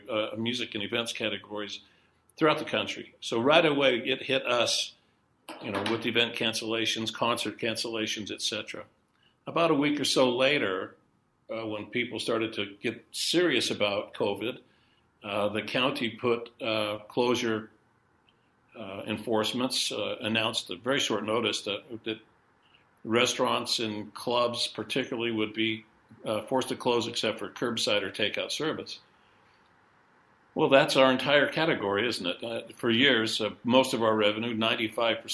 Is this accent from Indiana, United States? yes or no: no; Bingham Canyon, Utah, United States; also born or lived in Salt Lake City, Utah; I grew up in Bingham Canyon, Utah